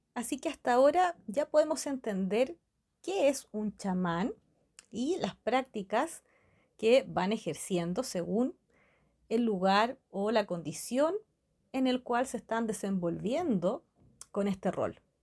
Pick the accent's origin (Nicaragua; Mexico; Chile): Chile; La cultura mapuche se encuentra en mi país, en Chile